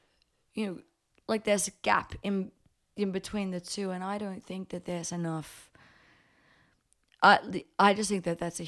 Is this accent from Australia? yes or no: yes; Brisbane, Queensland, Australia; also born or lived in Papua New Guinea; I'm 19. I'm from Brisbane.